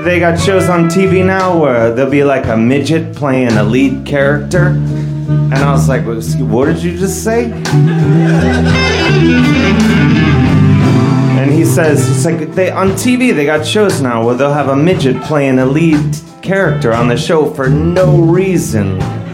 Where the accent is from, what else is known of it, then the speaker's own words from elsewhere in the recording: Cleveland, Ohio, United States; moved away; I'm from Cleveland.